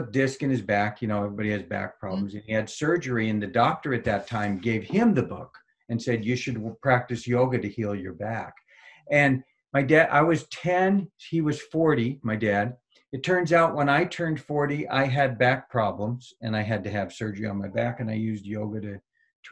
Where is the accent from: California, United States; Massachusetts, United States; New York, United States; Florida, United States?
California, United States; Marin County, San Francisco Bay Area; I grew up in Marin County in the San Francisco Bay Area, kind of Hippieville